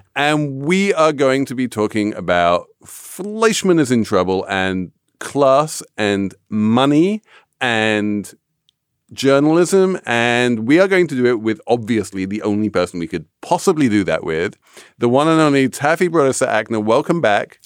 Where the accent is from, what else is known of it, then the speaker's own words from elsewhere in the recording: England, United Kingdom; moved away; as an Englishman